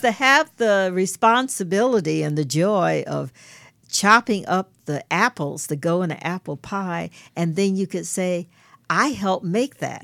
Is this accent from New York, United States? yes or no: yes; New York City, New York, United States; I grew up in Brooklyn, New York